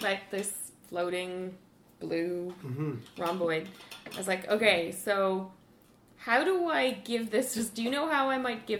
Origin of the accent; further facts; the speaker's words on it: Ireland; I'm Irish.